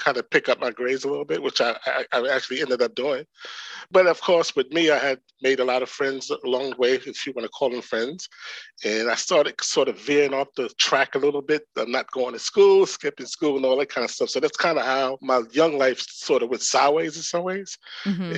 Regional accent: New York City, New York, United States; also born or lived in Dillon, South Carolina; Came to New York around the age of 8

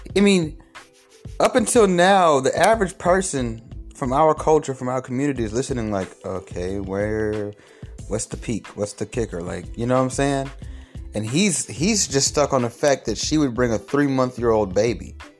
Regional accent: Atlanta, Georgia, United States; I'm from Atlanta

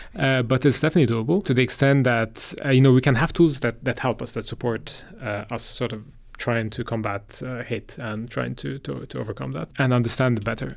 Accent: Egypt; moved away; I'm from Egypt originally

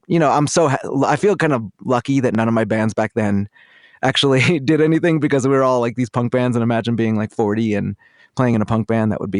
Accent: Philadelphia, Pennsylvania, United States; Well, I grew up in Philly, and my parents were Orthodox Jews when I was a kid, and it's basically like a kind of like a hippie commune, but in the city.

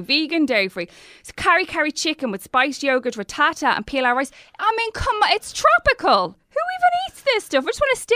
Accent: Ireland

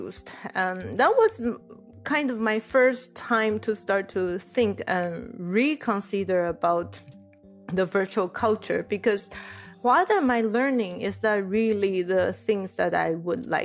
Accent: Taiwan; moved away as an adult; also born or lived in Illinois, United States; I was from Taiwan, and Taiwan is pretty monoculture, like everything is Chinese and we all look the same.

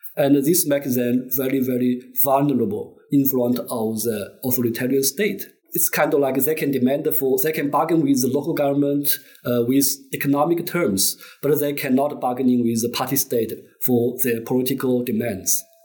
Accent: Zhejiang, China; moved away as an adult; now in Beijing, China; I was born and raised in uh, Zhejiang province, actually like in uh, rural in, in a village in uh, middle Zhejiang

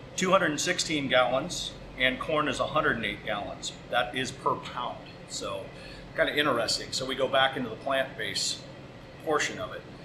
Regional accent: Pacifica, California, United States; also born or lived in San Francisco, California; the local butcher shop in my hometown of Pacifica, California

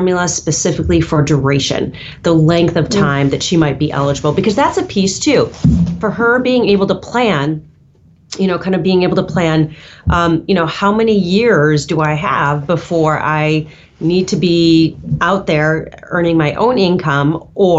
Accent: Michigan, United States; now in New York, United States; where I grew up in Michigan

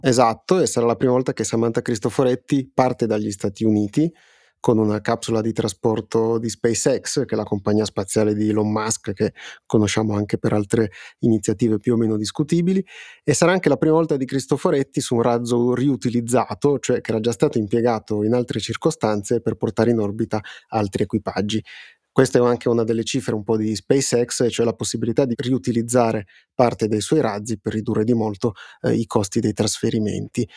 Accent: Piedmont, Italy; soprattutto tu e io che siamo piemontesi

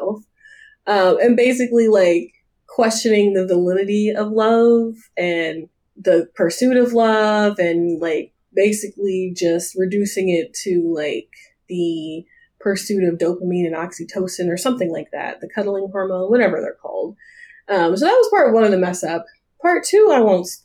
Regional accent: Nashville, Tennessee, United States; moved away; also born or lived in Atlanta, Georgia / East Coast; I was raised in Nashville

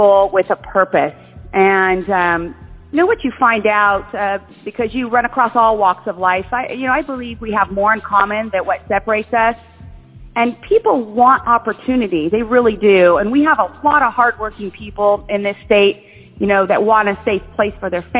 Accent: Bakersfield, California, United States; moved away as an adult; also born or lived in San Luis Obispo, California; now in San Diego, United States; I was born in Bakersfield

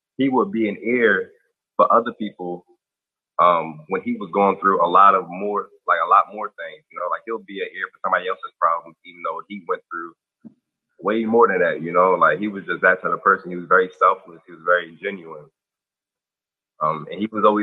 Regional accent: New Jersey, United States; also born or lived in Owings Mills, Maryland; now in Maryland, United States; I was born, but I was raised in New Jersey for majority of my life

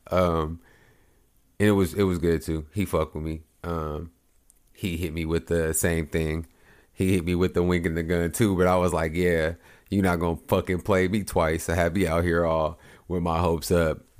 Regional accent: Oklahoma, United States; but I come from Oklahoma, so I'm coming from Oklahoma to Ohio

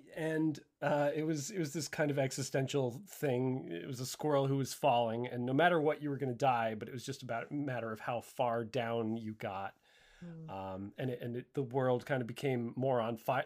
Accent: Connecticut, United States; I grew up in Connecticut, so I was still living in my hometown at this time

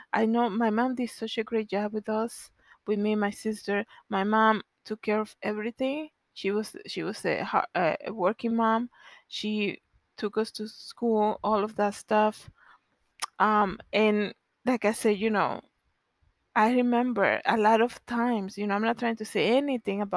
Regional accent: Dominican Republic; moved away; growing up in the Dominican Republic

